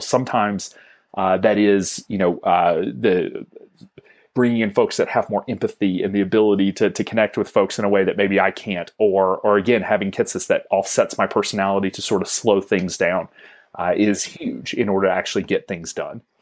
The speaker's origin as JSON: {"language": "English", "region": "Georgia", "country": "United States", "also_born_or_lived": "Wisconsin", "moved": "as an adult", "said": "I'm living in Wisconsin, where I've never lived before. I'm originally from Georgia."}